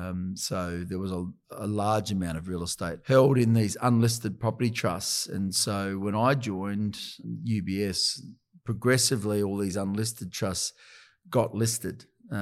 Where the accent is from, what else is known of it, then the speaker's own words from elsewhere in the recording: Adelaide, South Australia, Australia; I'd always dreamed about working in Sydney, growing up in Adelaide.